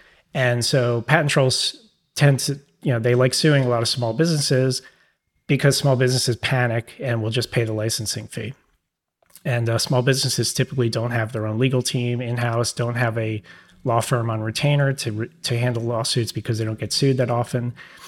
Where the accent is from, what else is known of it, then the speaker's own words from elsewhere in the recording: New York, United States; accent: New York; It might be my New York accent.